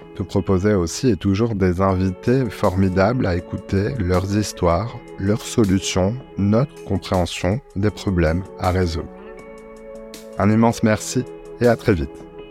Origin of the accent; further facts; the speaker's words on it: Marseille, Provence-Alpes-Côte d'Azur, France; also born or lived in Paris; je suis un Marseillais. Euh, je partage mon temps entre Paris euh, et, la cité phocéenne euh, où je suis né.